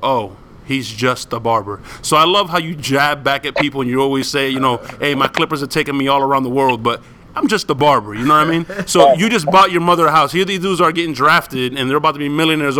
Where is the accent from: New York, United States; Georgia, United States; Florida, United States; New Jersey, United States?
Florida, United States; Miami; I grew up in Miami